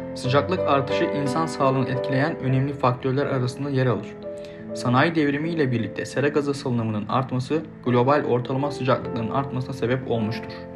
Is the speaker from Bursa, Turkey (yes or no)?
no; Denizli, Turkey; now in Istanbul, Turkey; Denizlili biri olarak, İstanbul'da yaşayan biri olarak